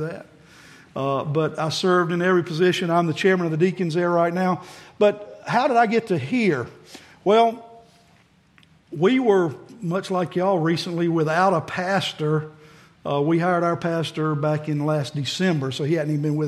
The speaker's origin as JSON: {"language": "English", "town": "Cairo", "region": "Georgia", "country": "United States", "tie": "born or raised there", "said": "I was born and raised in the Nazarene Church in Cairo, Georgia"}